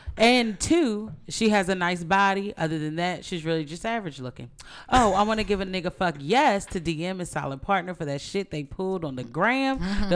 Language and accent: English; Kansas, United States; I grew up in Kansas, and my ass is not claiming to be corn.